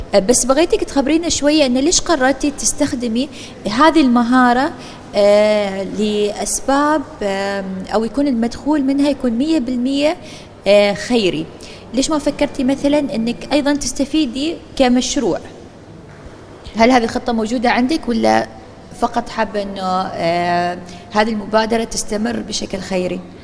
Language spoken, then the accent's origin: Arabic; Oman; عندنا في سلطنة عمان